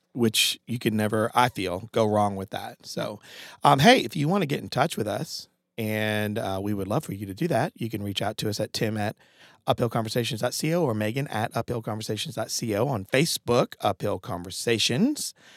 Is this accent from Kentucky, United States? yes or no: no; Connecticut, United States; moved away; I'm from Connecticut originally